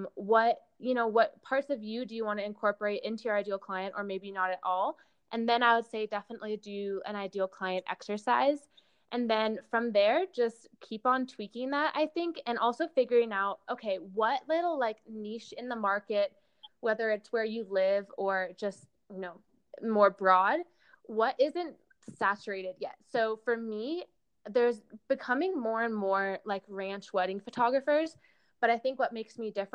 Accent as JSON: {"language": "English", "region": "California", "country": "United States", "tie": "born or raised there", "moved": "yes", "said": "my hometown in California"}